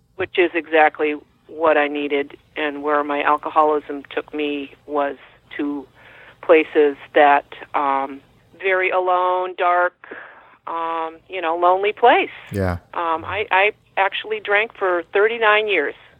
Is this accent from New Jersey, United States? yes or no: no; Woodbury, Connecticut, United States; also born or lived in Bethlehem, Connecticut; my hometown, little small town of Woodbury, Connecticut